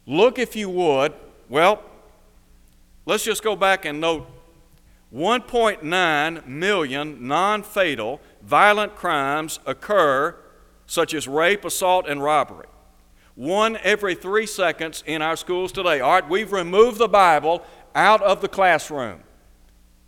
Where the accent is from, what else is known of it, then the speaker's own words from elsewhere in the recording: Chattanooga, Tennessee, United States; When I was growing up in Chattanooga, Tennessee, I went to a public school